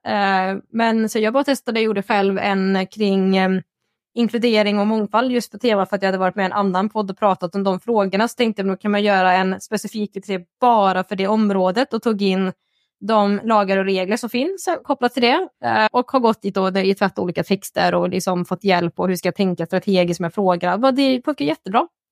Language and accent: Swedish; Värmland, Sweden; jag är värmlänning